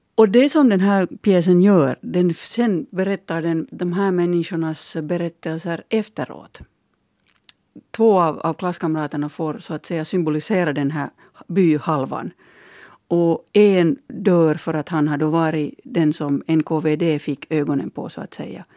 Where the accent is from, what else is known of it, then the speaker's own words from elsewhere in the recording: Finland; min bakgrund som, som finländare